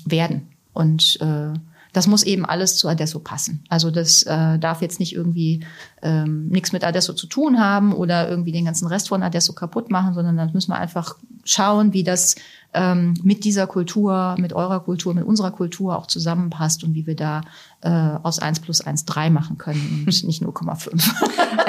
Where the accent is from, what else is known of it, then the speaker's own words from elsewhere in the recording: Germany; also born or lived in Italy; als Deutsche